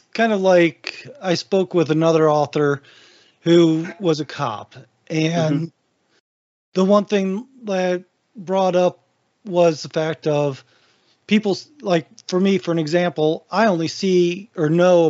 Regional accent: Rising Sun, Ohio, United States; Rising Sun, Ohio, Northwest Ohio, where I grew up

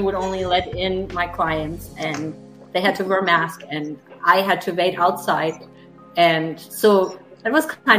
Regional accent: Germany; English is a second language; moved away as an adult; also born or lived in Texas, United States; now in Greenville, United States; I'm sure you hear my accent. So I'm German

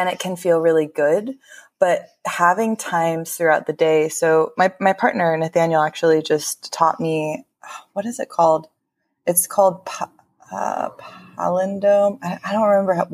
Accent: California, United States; I grew up in California, I've very much been steeped in this culture since I was born

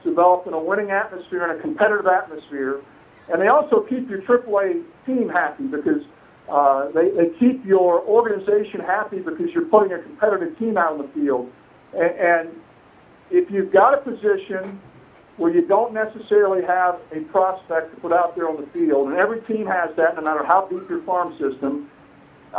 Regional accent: Indianapolis, Indiana, United States; when I was growing up in the Indianapolis area

